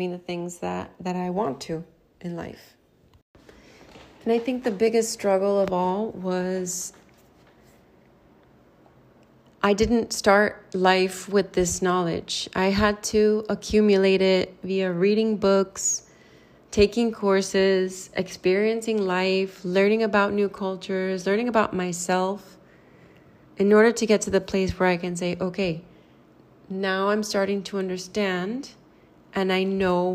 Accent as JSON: {"language": "English", "town": "Miami", "region": "Florida", "country": "United States", "said": "I'm from Miami, Florida in the US"}